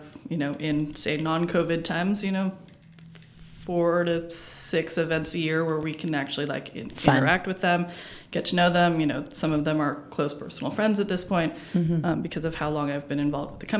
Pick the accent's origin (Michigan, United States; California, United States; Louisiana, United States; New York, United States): California, United States; Southern; born or raised there; also born or lived in Davis, California / Napa Valley, California